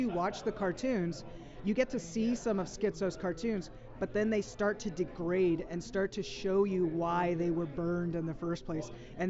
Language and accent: English; San Francisco, California, United States; I'm from San Francisco